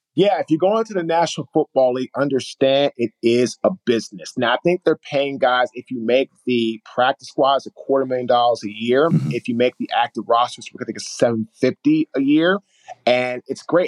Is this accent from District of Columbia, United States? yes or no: yes; Washington, District of Columbia, United States; we grew up in Washington, D.C., Northeast